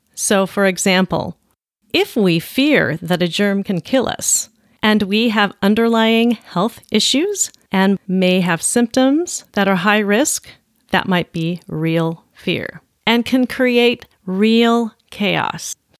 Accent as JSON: {"language": "English", "town": "Olympia", "region": "Washington", "country": "United States", "tie": "born or raised there", "said": "my hometown, Olympia"}